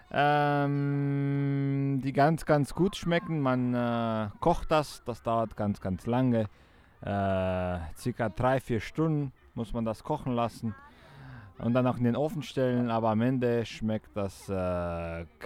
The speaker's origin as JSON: {"language": "German", "region": "Bucharest", "country": "Romania", "first_language": "Romanian", "second_language": "German", "said": "Ich komme aus Rumänien, aus Bukarest."}